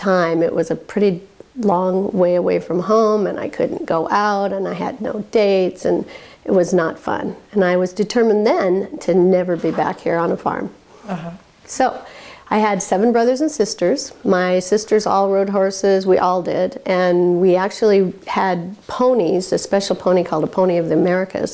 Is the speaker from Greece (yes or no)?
no; Walla Walla, Washington, United States; moved away as an adult; I grew up in Walla Walla and left as soon as I graduated.